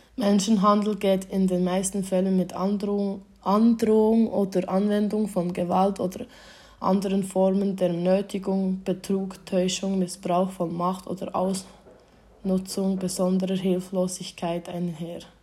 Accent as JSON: {"language": "German", "town": "Thun", "region": "Bern", "country": "Switzerland", "tie": "born or raised there", "said": "ich bin in Thun aufgewachsen"}